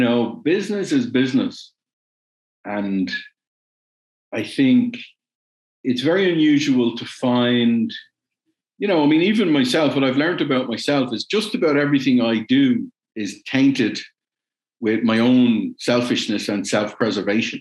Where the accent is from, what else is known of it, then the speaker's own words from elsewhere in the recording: Ireland; also born or lived in West Germany; I'm Irish